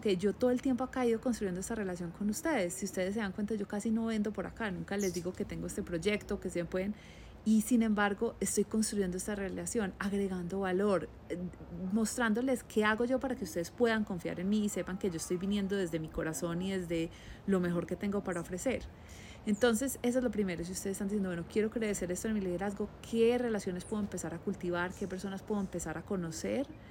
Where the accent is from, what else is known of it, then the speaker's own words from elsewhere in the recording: Colombia; moved away; yo soy la colombiana